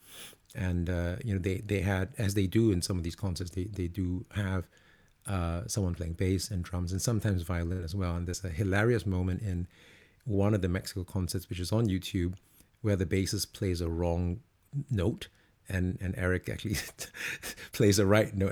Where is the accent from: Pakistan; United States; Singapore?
Singapore; now in London, United Kingdom; I'm actually originally from Singapore.